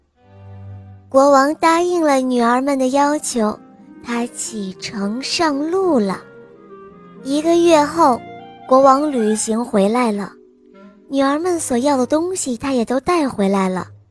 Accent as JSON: {"language": "Chinese", "town": "Jinan", "region": "Shandong", "country": "China", "said": "我是岁半的，我来自济南"}